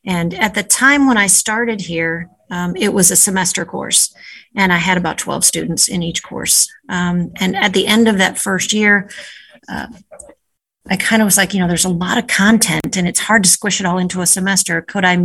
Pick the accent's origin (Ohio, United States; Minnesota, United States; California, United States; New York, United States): Ohio, United States; Northern; moved away as an adult; also born or lived in Richmond, Virginia / New Haven, Connecticut; now in Nantucket, United States; I grew up in Ohio, Northern Ohio, born and raised there